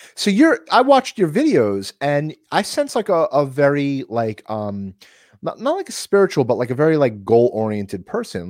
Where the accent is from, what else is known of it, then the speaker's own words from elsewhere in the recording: New York City, New York, United States; we're born and raised in New York